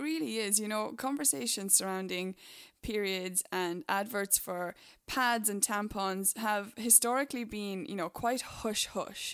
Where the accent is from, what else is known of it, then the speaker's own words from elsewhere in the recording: Ireland; moved away; my home country, Ireland